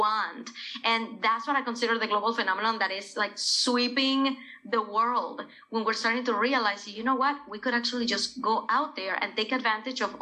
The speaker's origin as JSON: {"language": "English", "country": "Venezuela", "tie": "born or raised there", "moved": "yes", "said": "when I was growing up in Venezuela with corporate parents"}